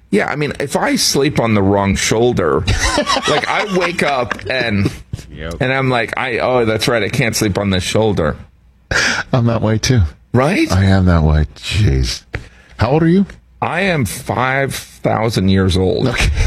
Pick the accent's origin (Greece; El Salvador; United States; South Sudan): United States; Chicago, Illinois; I grew up in Chicago